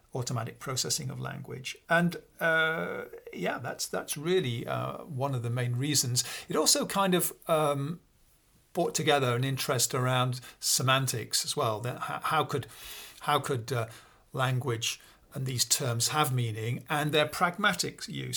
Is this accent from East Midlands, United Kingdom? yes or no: yes; Peak District, East Midlands, United Kingdom; now in Oxford, United Kingdom; I grew up in a, uh, small village, actually, in the north of England. Um, it's the place called the Pink District, uh, which is the beginning of the Pennines